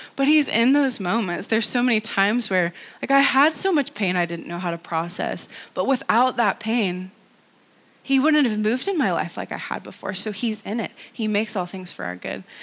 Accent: North Carolina, United States; moved away as an adult; also born or lived in California; now in Antrim, United Kingdom; I live in Antrim. I am originally from North Carolina.

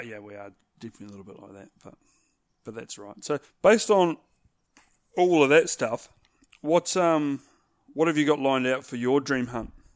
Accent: New Zealand; here in New Zealand

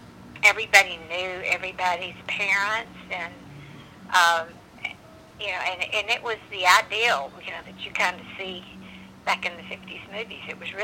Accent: Bessemer, Alabama, United States; also born or lived in Hueytown, Alabama; I grew up mostly in Alabama, right outside of Birmingham, in a town called Bessemer, and then Hueytown.

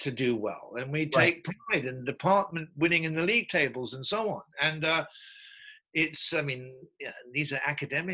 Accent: England, United Kingdom; as an Englishman

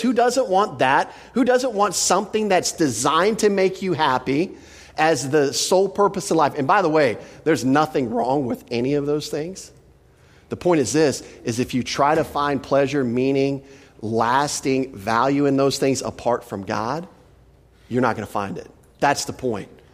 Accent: Texas, United States; I'm from Texas

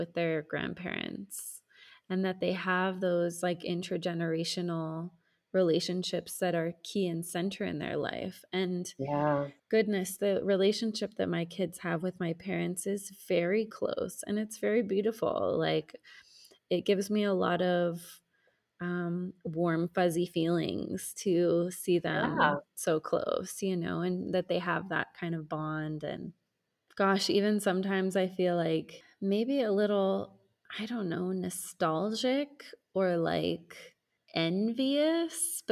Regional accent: United States; moved away as an adult; now in Mexico; the social order that I was raised in the United States for most of my life

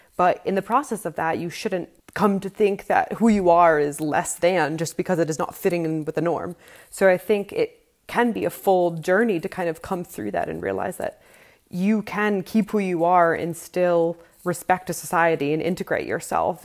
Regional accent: Boston, Massachusetts, United States; moved away as an adult; also born or lived in London / Eisenach, Germany; now in Berlin, Germany; I am from Boston, Massachusetts, and now live in Berlin, Germany

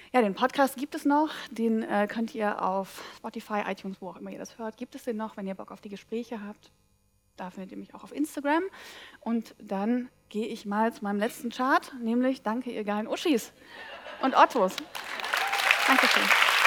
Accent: Saxony, Germany; also born or lived in Dresden; now in Cologne, Germany; ich komme ja aus Sachsen

